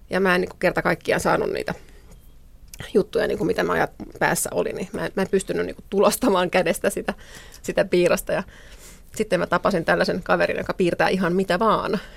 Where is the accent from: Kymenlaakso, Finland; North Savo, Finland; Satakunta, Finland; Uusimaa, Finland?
Satakunta, Finland; Rauma; born there; Synnyin Raumalla